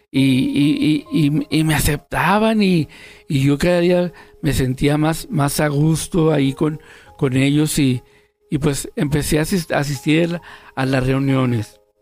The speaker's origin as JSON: {"language": "Spanish", "town": "Tijuana", "region": "Baja California", "country": "Mexico", "said": "Yo tengo 57 años y soy de Tijuana, Baja California."}